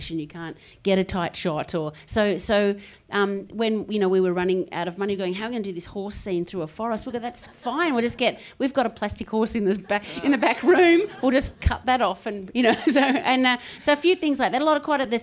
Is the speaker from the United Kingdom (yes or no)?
no; Adelaide, South Australia, Australia; because we come from Adelaide